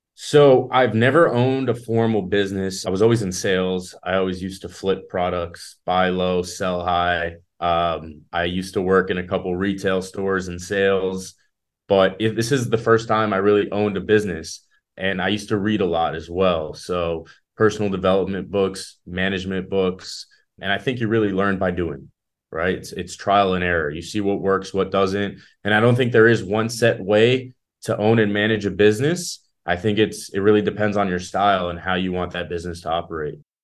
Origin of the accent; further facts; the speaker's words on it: South Florida, United States; also born or lived in Israel; I moved to Florida when I was five years old. So, I've been here almost all my life